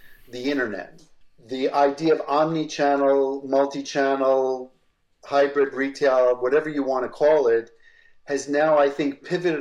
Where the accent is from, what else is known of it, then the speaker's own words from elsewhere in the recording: New York City, New York, United States; also born or lived in Massachusetts; I grew up in New York City